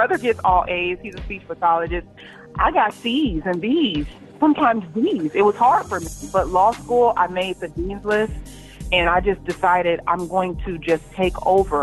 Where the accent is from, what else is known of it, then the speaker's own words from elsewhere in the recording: Phoenix, Arizona, United States; moved away as an adult; also born or lived in East Lansing, Michigan; now in Atlanta, United States; I'm from Phoenix, Arizona. Went to raised South Mountain, South Phoenix area